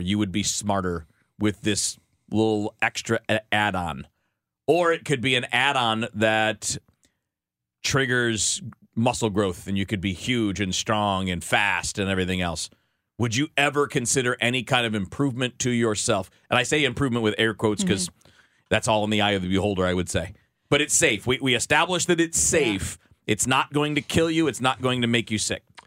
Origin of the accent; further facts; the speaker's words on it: Michigan, United States; I grew up in Michigan, and I'd listen to the Tigers